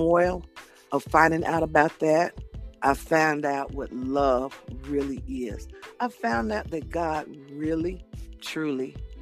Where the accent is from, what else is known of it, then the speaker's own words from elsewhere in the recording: Nashville, Tennessee, United States; I'm from Nashville, Tennessee.